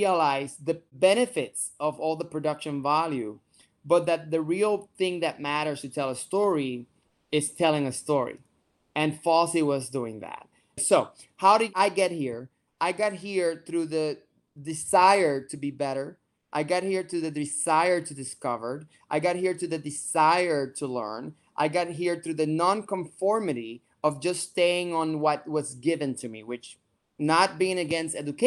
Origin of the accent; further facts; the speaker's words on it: Puerto Rico; moved away as an adult; also born or lived in New York City; I am from Puerto Rico, born and raised